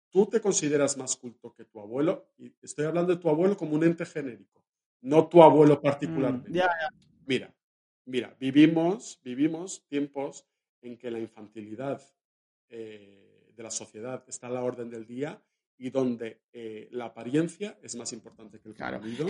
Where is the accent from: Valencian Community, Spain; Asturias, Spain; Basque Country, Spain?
Valencian Community, Spain; Valencia; hay una mujer en mi pueblo, en Valencia, en mi ciudad, que es la alcaldesa y es una mujer.